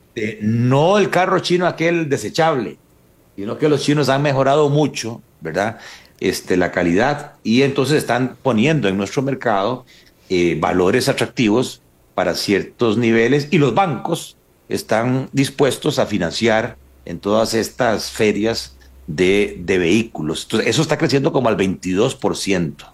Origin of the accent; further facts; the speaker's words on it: Paraíso, Cartago, Costa Rica; Paraíso, de donde soy yo